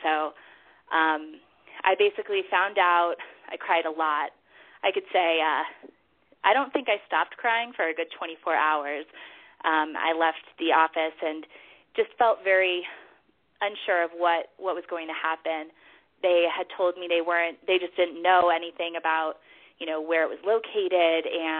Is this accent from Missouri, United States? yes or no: no; Denver, Colorado, United States; also born or lived in New York; I am in Denver, Colorado. I actually just moved here last summer. This is my hometown, but I was living in New York for 6 years before that.